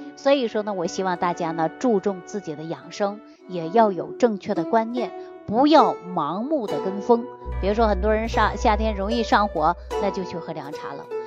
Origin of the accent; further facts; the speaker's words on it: China; 我们中国人